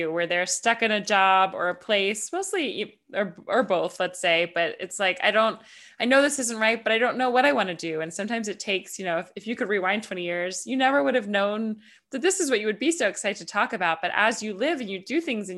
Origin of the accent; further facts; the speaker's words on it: Atlanta, Georgia, United States; moved away as an adult; also born or lived in New York / Los Angeles; I'm from the US, I'm from Atlanta, and I lived in New York, I lived